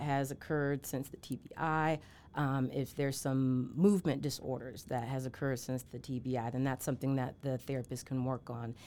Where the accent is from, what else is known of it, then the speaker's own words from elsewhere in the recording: Charlotte, North Carolina, United States; also born or lived in Atlanta, Georgia / Milledgeville, Georgia / Savannah, Georgia; now in Augusta, United States; born and raised in Charlotte, North Carolina